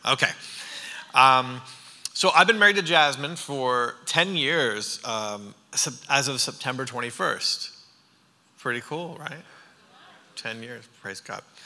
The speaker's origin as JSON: {"language": "English", "town": "Harriston", "region": "Ontario", "country": "Canada", "also_born_or_lived": "New York / California", "moved": "as an adult", "lives_now": "Franklin, United States", "said": "I'm Canadian. I'm from Ontario. My parents pastor a church about this size in an agricultural community called Harrison. There's about 1,800 people in our town"}